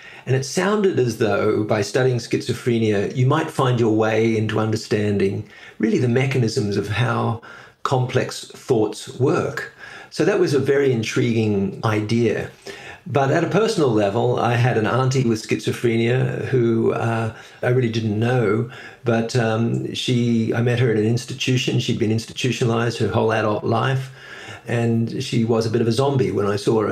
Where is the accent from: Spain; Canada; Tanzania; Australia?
Australia; moved away as an adult; also born or lived in New York; now in Edinburgh, United Kingdom; I was born in Australia. And I ended up doing all my schooling there